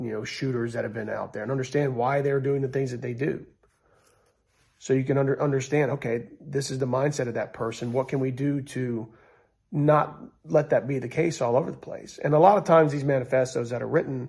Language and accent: English; United States; We're all in this country, we're all American